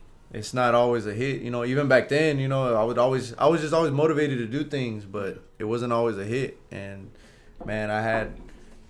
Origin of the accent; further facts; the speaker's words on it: Weslaco, Texas, United States; moved away; my hometown of Westlake